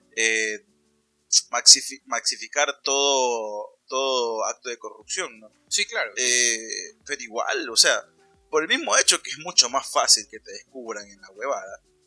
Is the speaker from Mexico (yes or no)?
no; Ecuador; moved away; somos ecuatorianos